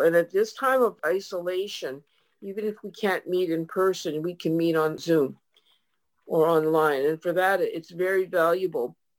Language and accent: English; Winnipeg, Manitoba, Canada; moved away; I played with a group from my hometown, Winnipeg